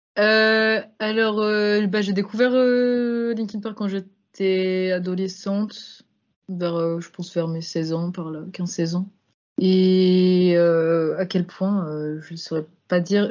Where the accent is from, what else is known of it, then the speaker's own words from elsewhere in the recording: Lyon, Auvergne-Rhône-Alpes, France; also born or lived in Grenoble; Je suis de Lyon, moi. Lyon, Grenoble